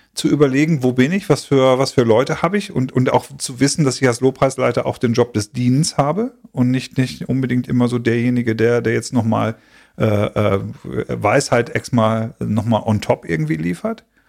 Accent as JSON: {"language": "German", "region": "Schleswig-Holstein", "country": "Germany", "tie": "born or raised there", "said": "für mich als geborenen norddeutschen Holsteiner"}